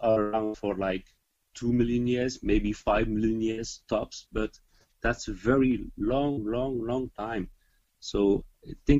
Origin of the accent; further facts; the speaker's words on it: Flanders, Belgium; first language Dutch; English is a second language; I'm from Belgium and I speak Dutch.